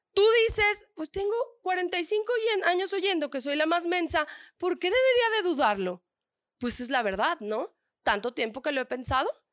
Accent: northern Mexico, Mexico; accent: norteña; Yo soy soy del norte

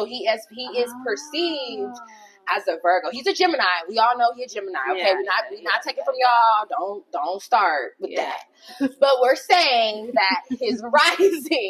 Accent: Long Beach, California, United States; also born or lived in Downey, California; originally, I am from Long Beach, California. Mm-hmm. And I stayed there until about my 7th grade year, around that time. And then I moved to Downey

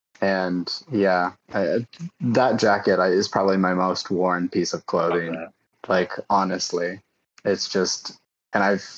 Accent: Eugene, Oregon, United States; now in New York, United States; I grew up in Eugene, Oregon

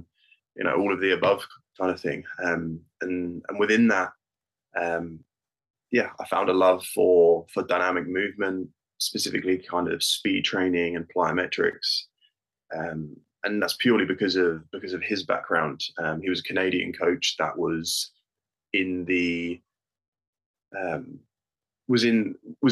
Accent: United Kingdom; I am British born and bred.

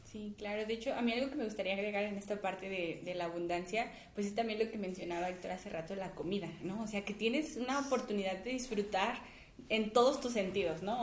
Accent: Mexico

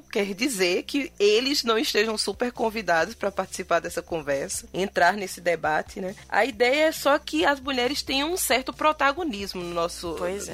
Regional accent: Northeast Brazil, Brazil; accent: Nordestino; nós temos um podcast bem é, nordestino, com muito sotaque. Sotaque arretado

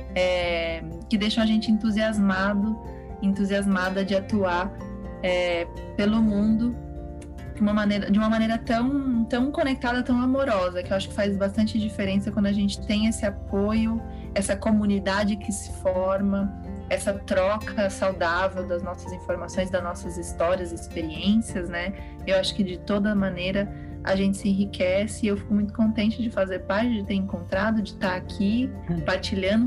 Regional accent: São Paulo, Brazil; moved away as an adult; now in Portugal; eu sou de São Paulo e a gente é de São Paulo no, no 440

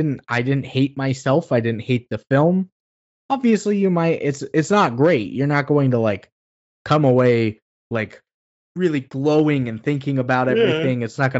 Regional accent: Oxnard, California, United States; Growing up in Oxnard, California, this film always played on KTTV Channel 11 around Christmas time.

